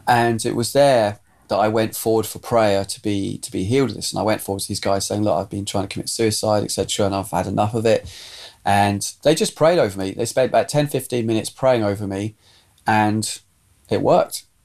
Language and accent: English; southern England, United Kingdom; also born or lived in Scotland; we moved from Scotland we moved down to southern England and I went to school and then eventually by probably about this time I was now at senior school